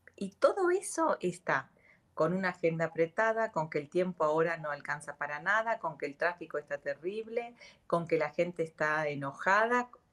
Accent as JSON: {"language": "Spanish", "country": "Argentina", "said": "yo soy Argentina."}